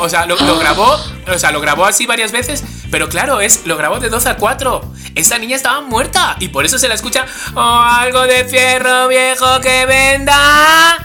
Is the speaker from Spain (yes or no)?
yes; Spain; soy español